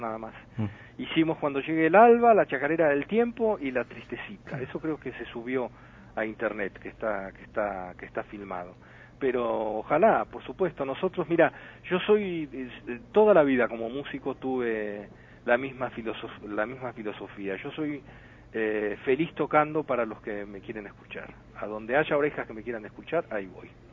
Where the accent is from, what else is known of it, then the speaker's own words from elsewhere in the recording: Argentina; nosotros como argentinos